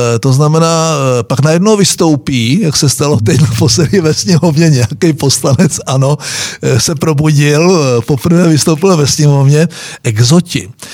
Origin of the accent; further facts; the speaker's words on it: Moravian Wallachia, Czechia; my Valaši